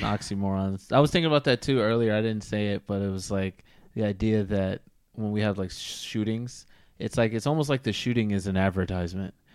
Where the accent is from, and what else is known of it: United States